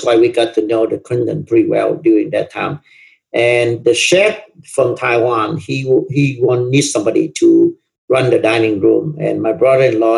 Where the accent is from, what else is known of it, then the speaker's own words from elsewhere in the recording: Southern Vietnam, Vietnam; English is a second language; moved away as an adult; also born or lived in Malaysia / Erwin, Tennessee; now in United States; we grew up in the South